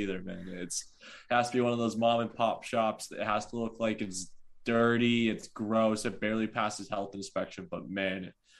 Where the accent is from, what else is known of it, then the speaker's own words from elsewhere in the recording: Jim Thorpe, Pennsylvania, United States; So I'm originally from Jim Thorpe, Pennsylvania. Which is about maybe an hour and a half from Philadelphia.